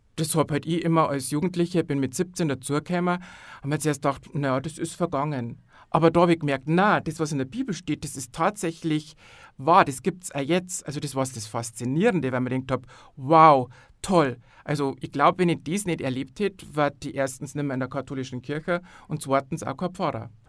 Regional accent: Landau an der Isar, Bavaria, Germany; ich bin aus Landau an der Isar

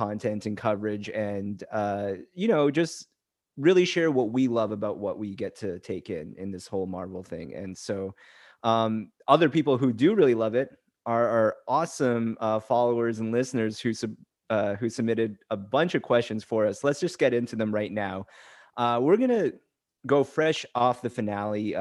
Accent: Canada; I'm from Canada

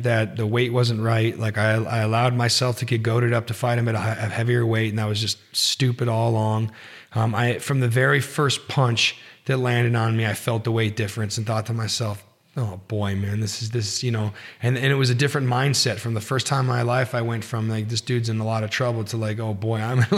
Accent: Reno, Nevada, United States; I'm from Reno

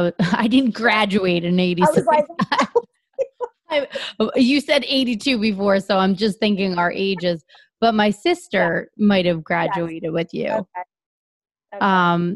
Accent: Howell, New Jersey, United States; I grew up in Howell

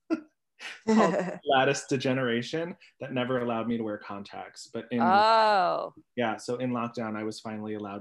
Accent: New York City, New York, United States; I grew up in College Point, Queens with a garbage man dad and a mom who worked at a vending machine company

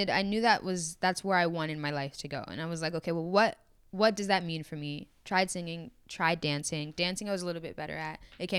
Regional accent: Atlanta, Georgia, United States; I'm from Atlanta. I was raised in Atlanta. That's where I live.

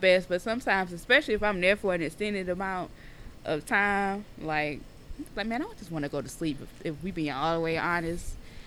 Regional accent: the South, United States; I'm from the South

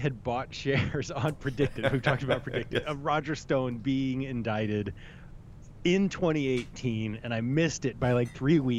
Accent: Texas, United States; born or raised there

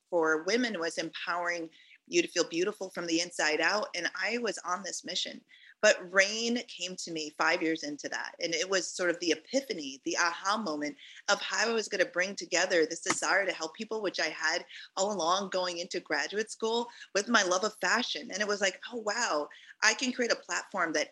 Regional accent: Jamaica; moved away; I was born in Jamaica. My parents immigrated here

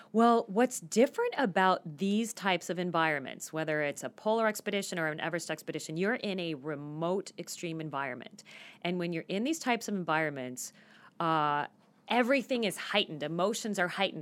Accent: Phoenix, Arizona, United States; I grew up in Phoenix and I never got to shovel snow.

